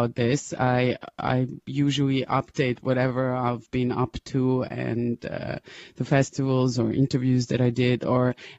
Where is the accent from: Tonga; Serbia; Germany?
Serbia; Novi Sad, Vojvodina; moved away; Novi Sad, my hometown.